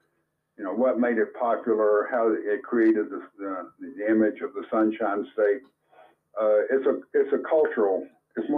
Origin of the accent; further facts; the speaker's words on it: Florida, United States; now in Anderson, Indiana, United States; since I was growing up in Florida.